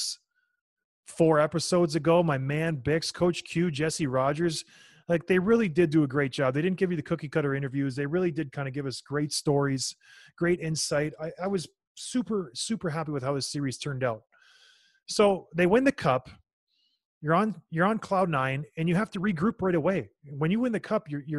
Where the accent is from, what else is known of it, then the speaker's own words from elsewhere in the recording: Edmonton, Alberta, Canada; moved away; Edmonton's my hometown.